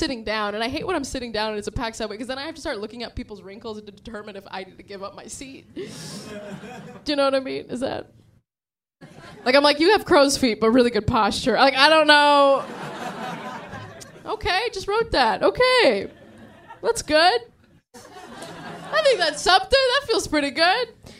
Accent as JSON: {"language": "English", "town": "San Diego", "region": "California", "country": "United States", "tie": "born or raised there", "also_born_or_lived": "Sri Lanka", "moved": "as an adult", "lives_now": "New York, United States", "said": "I grew up in San Diego."}